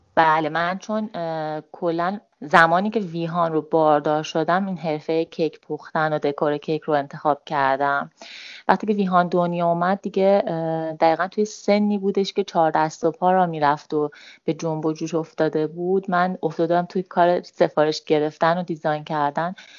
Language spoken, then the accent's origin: Persian; Tehran, Tehran Province, Iran; 33 سالمه و متولد تهرانم